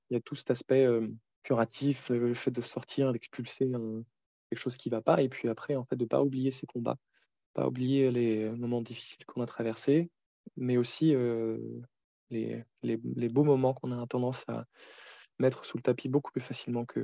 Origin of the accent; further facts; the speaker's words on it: Cameroon; also born or lived in Côte d'Ivoire; on a grandi, par exemple, en Afrique. On, a passé notre enfance là-bas, en Afrique de l'Ouest, au Cameroun et en, en Côte